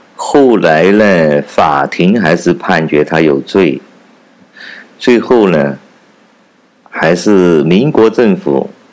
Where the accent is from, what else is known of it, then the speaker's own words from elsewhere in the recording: China; 我是来自中国大陆的